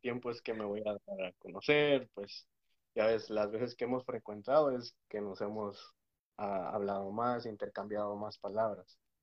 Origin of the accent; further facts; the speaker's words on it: Mexico; also born or lived in Texas, United States; now in United States; Soy mexicano, eh, nacido en los Estados Unidos, pero criado en México